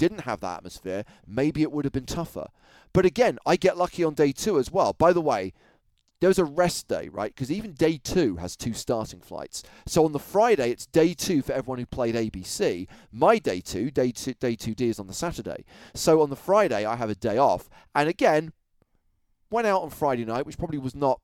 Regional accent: London, United Kingdom; I was from London

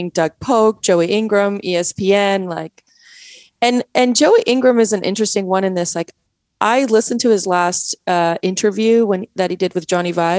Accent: Canada; accent: Canadian; also born or lived in Poland; now in United States; I was raised in Canada

